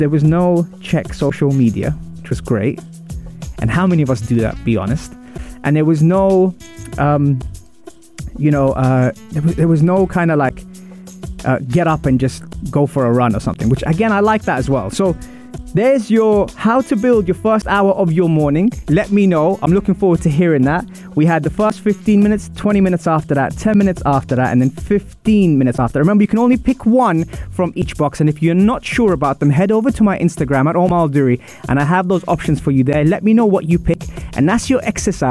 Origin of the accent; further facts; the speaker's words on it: London, United Kingdom; I'm from Wimbledon